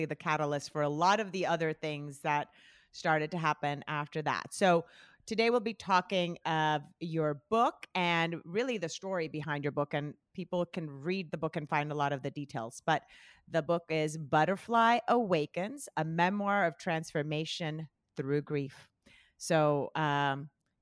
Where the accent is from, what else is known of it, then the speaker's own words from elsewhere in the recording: Colombia; I'm from Colombia